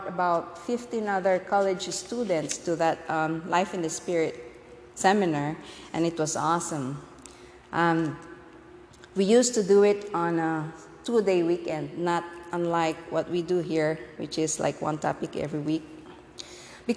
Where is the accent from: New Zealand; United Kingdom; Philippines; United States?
Philippines; moved away; born and raised in the Philippines.